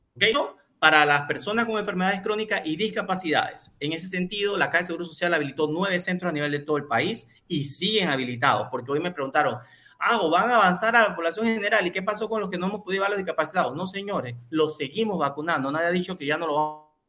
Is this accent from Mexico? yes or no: no; Panama; para nosotros como panameños